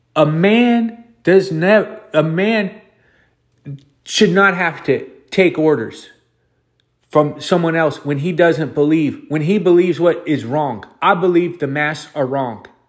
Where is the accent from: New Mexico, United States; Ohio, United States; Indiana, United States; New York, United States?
Ohio, United States; moved away; also born or lived in California; I'm a hillbilly country guy from Ohio